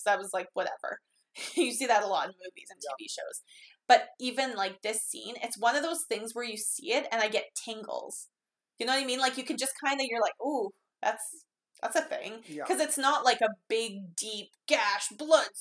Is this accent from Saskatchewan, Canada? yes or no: yes; Saskatchewan, Canada; we're from Saskatchewan here